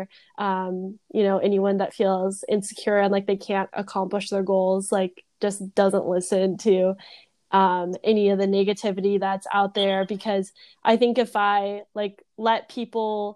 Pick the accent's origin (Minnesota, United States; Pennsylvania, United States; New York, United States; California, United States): California, United States; Temecula; moved away as an adult; also born or lived in Los Angeles; I went to high school, I grew up around Temecula